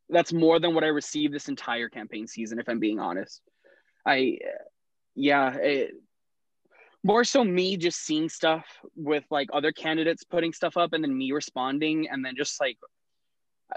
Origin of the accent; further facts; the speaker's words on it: Miami, Florida, United States; now in Roanoke, United States; I grew up in Miami